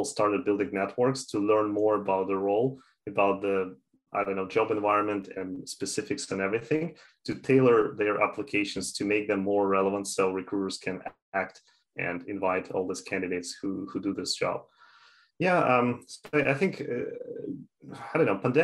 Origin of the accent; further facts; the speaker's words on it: Canada; also born or lived in Toronto; I'm from Canada, I'm living in Toronto